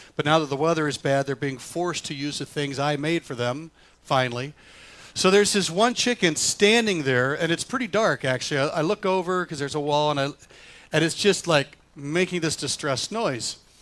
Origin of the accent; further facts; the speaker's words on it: the South, United States; now in Michigan, United States; I grew up in the South